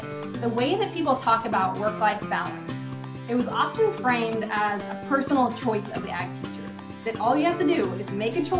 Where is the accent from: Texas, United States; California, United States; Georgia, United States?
California, United States; moved away as an adult; now in Oregon, United States; I'm originally from California, taught high school ag there for about 5 years before coming to Oregon State